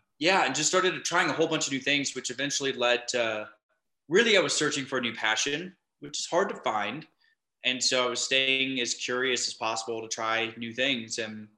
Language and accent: English; Minneapolis, Minnesota, United States; my story starts by growing up in Minneapolis. I moved around a lot before then, but I ended up landing in Minneapolis with my family when I was about 10 years old. And from there, that's where I grew up.